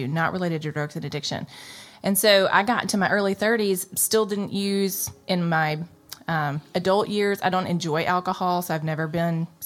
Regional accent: Jackson, Mississippi, United States; I grew up in Jackson, living in the Jackson metro area in Mississippi my whole life

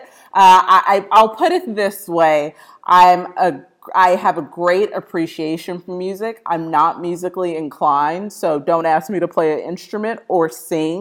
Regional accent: Austin, Texas, United States; moved away as an adult; also born or lived in Midwest; I am a Texas native, born in Austin, Texas

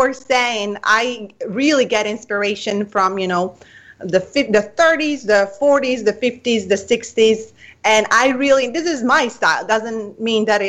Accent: Italy; English is a second language; moved away as an adult; now in United States; I come from Italy, so I was raised in the beauty.

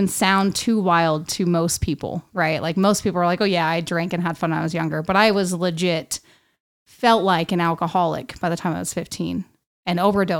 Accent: West Valley City, Utah, United States; also born or lived in Salt Lake City / Magna; I was born in Salt Lake City, Utah. Grew up in West Valley City.

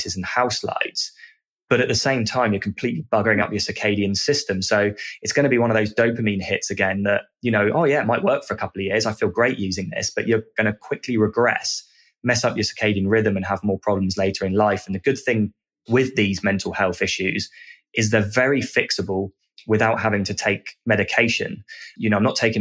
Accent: United Kingdom

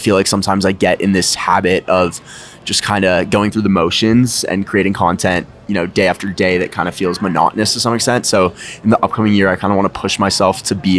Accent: Los Angeles, California, United States; moved away as an adult; now in New York City, United States; I'm from Los Angeles, California, but I recently moved to New York City

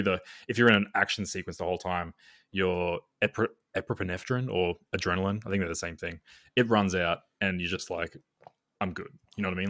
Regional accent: Australia; I'm Australian

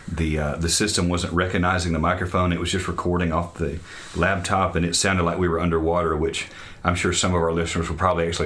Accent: Idaho, United States; I grew up here

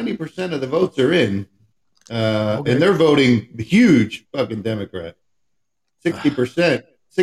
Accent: Atlantic County, New Jersey, United States; Atlantic County. That's where we're from.

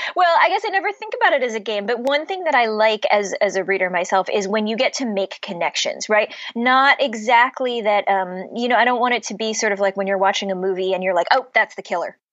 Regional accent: Cleveland, Ohio, United States; also born or lived in Pittsburgh, Pennsylvania; now in Boston, United States; I grew up in Cleveland which is right on Lake Erie. Um, I was born in Pittsburgh

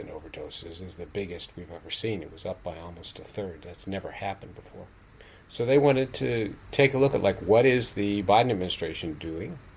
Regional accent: Morgantown, West Virginia, United States; my hometown, Morgantown, West Virginia

